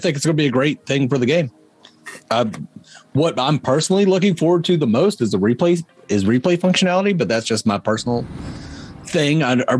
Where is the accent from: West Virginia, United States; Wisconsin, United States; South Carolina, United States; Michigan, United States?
West Virginia, United States; I'm from West Virginia, and I talk more better than you guys.